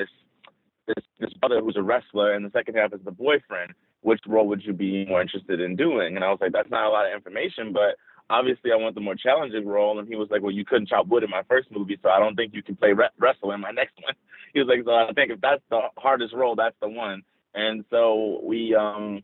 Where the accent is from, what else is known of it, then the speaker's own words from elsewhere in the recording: New Orleans, Louisiana, United States; I was from New Orleans